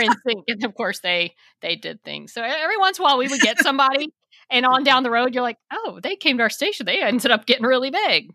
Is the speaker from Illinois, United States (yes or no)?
no; Texas, United States; I'm from Texas